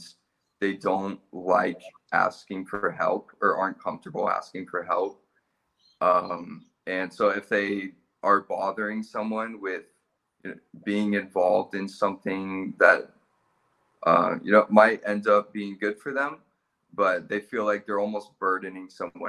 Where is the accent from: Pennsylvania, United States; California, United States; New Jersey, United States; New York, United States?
California, United States; moved away as an adult; now in Australia; I was born in California